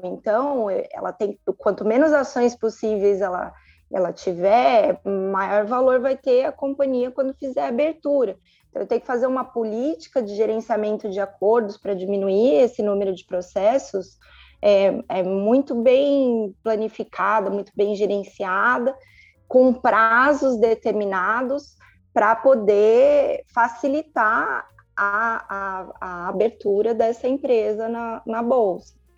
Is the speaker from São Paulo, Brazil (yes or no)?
yes; São Paulo, Brazil; moved away as an adult; now in Sumaré, Brazil; Eu sou de São Paulo